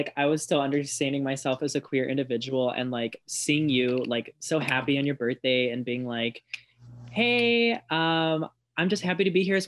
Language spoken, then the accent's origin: English; Berwyn, Illinois, United States; moved away as an adult; also born or lived in Lockport; now in Bloomington, United States; Maybe I just live in Bloomington because of school. I'm from Berwyn